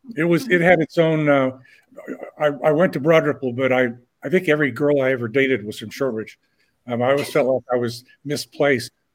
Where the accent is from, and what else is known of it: Indianapolis, Indiana, United States; born or raised there